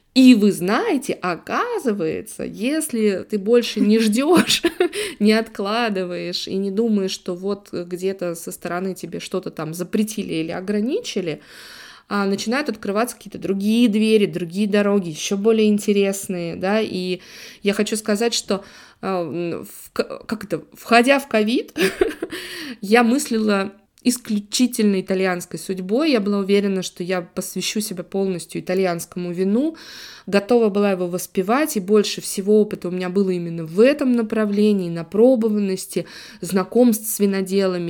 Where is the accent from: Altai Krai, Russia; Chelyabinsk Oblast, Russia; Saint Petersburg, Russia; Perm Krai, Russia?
Saint Petersburg, Russia; also born or lived in Italy; коренная жительница Санкт-Петербурга